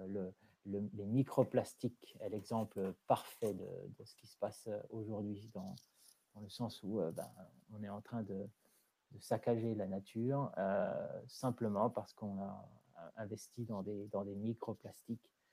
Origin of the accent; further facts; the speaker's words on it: France; moved away as an adult; also born or lived in South London, United Kingdom; now in London, United Kingdom; je suis français, je vis au sud de Londres depuis 17 ans